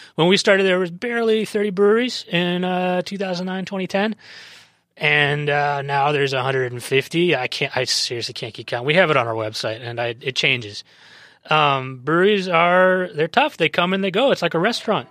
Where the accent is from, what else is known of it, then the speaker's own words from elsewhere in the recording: San Diego, California, United States; I grew up in San Diego